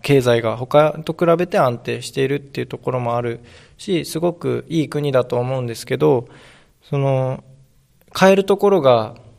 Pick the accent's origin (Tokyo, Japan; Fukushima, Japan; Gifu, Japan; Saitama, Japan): Fukushima, Japan; やっぱり自分が生まれて育ってきたふるさとだし